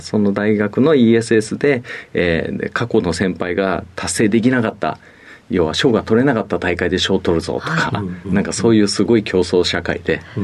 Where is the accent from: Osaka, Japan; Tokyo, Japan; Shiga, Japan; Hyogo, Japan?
Tokyo, Japan; 出身は東京です